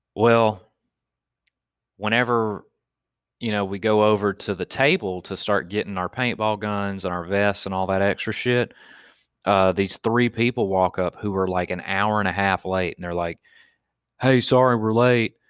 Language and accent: English; Wetumpka, Alabama, United States; me growing up in Wetumpka, Alabama